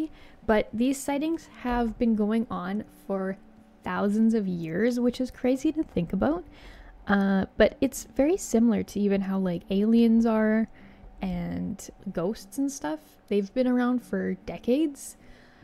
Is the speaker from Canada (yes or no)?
yes; Canada; I'm Canadian